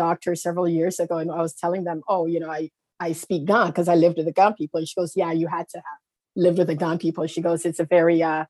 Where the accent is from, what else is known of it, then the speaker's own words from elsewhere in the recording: Toronto, Ontario, Canada; also born or lived in Ghana; I was born in Toronto. Yep. So yeah, born and raised in Toronto, but I did spend a little bit of time in Ghana.